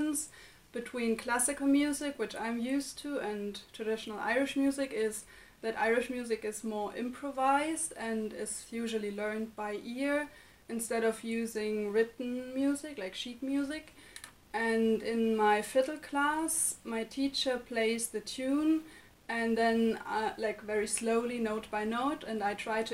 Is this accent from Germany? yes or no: yes; Germany; moved away as an adult; now in Limerick, Ireland; from Germany